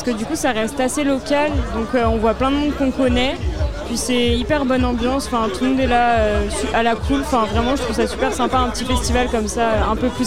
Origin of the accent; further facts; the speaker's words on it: Morlaix, Brittany, France; Et moi, du coup, je suis originaire de Morlaix. Je suis en étude à Angers